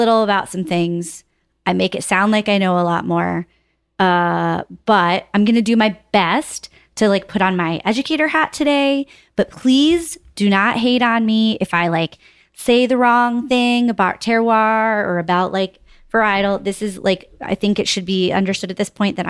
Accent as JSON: {"language": "English", "region": "Connecticut", "country": "United States", "tie": "born or raised there", "said": "my home state, Connecticut"}